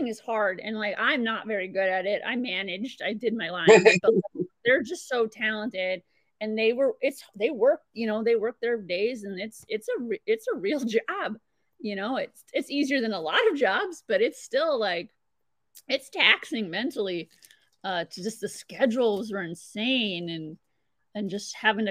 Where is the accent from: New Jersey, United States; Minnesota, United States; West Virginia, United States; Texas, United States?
Minnesota, United States; Ham Lake; I'm from Ham Lake